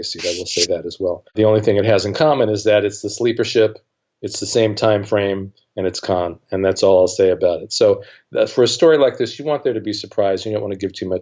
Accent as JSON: {"language": "English", "region": "New York", "country": "United States", "tie": "born or raised there", "said": "I grew up in New York, so every day at 6 o'clock on Channel 11, there was Star Trek"}